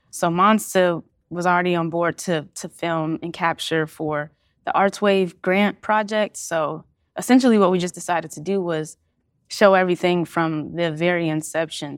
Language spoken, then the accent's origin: English; Cincinnati, Ohio, United States; I'm born and raised in Cincinnati, Ohio